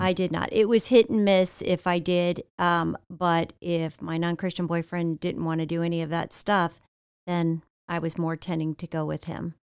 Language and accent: English; Ohio, United States; now in Florida, United States; born and raised in Ohio, about forty-five miles south of Cleveland